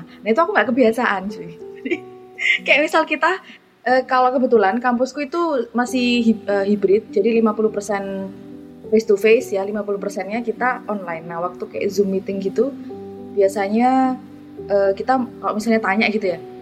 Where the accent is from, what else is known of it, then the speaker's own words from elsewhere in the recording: Jombang, East Java, Indonesia; accent: medok; moved away as an adult; now in Leeds, United Kingdom; dari Jombang Jawa Timur